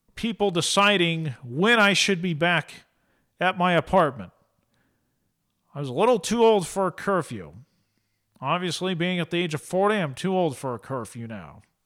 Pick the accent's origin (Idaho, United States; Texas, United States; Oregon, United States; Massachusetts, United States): Oregon, United States; Eastern; moved away; I'm from Eastern Oregon